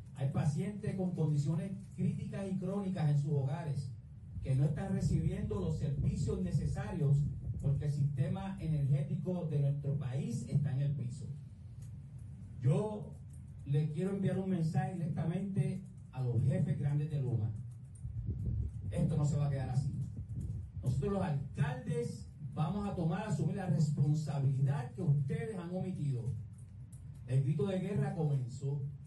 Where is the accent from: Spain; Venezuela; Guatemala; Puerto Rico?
Puerto Rico; como alcalde y como puertorriqueño